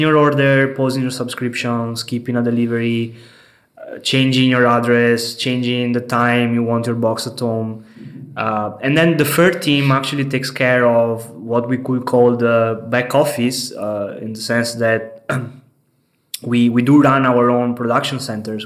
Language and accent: English; Venice, Veneto, Italy; moved away as an adult; now in Berlin, Germany; I come from Italy, from Venice, the beautiful city of Venice. I'm here in Berlin for three years.